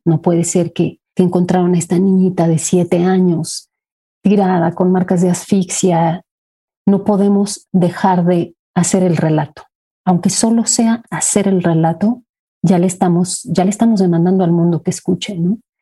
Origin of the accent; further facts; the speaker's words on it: Mexico; soy mexicana